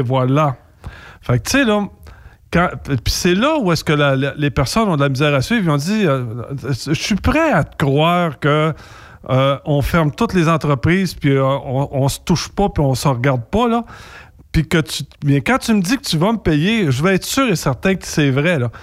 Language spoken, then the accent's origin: French; Louiseville, Quebec, Canada; chez nous, à Louisville